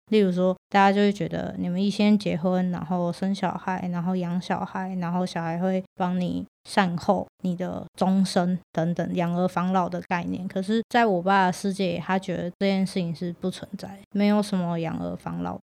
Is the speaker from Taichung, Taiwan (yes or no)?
yes; Taichung, Taiwan; 我是台中人，我记得我那一届五六年级有三个跟我一样都是 T 模样的女生